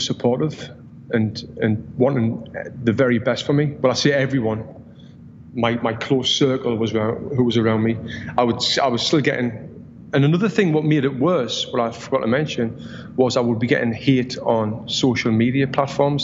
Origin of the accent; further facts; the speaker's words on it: Sunderland, North East England, United Kingdom; moved away as an adult; now in United States; In my hometown in Sunderland, I was the only ever Olympian from the city